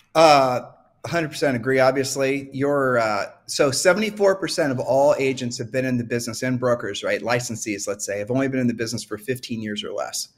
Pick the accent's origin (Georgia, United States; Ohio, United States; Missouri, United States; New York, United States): Ohio, United States; I'm from Ohio